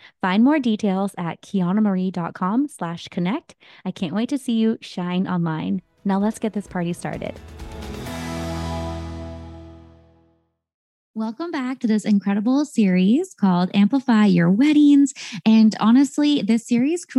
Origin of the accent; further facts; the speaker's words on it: San Jose, California, United States; the Bay Area, California, my hometown of San Jose